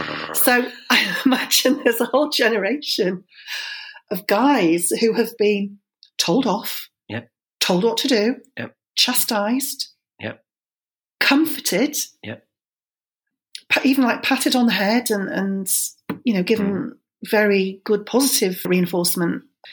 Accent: Germany; because I was born in Germany, I grew up in Germany, so where we lived in the married quarters, it was right next door to Germans.

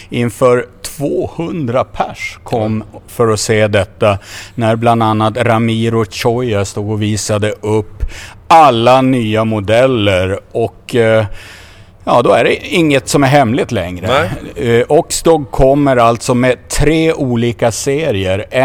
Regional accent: Örebro, Örebro County, Sweden; Ja, men min dialekt är lite skev. Jag hör att Örebro. Från... Örebro, Örebro.

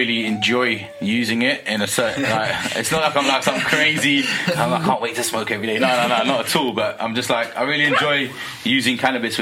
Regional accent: London, United Kingdom; growing up in London

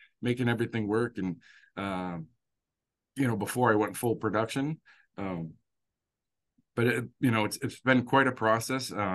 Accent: Worcester, Massachusetts, United States; I was born and raised in Worcester, Massachusetts

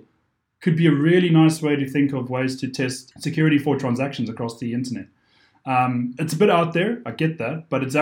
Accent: South Africa; moved away; being South African originally

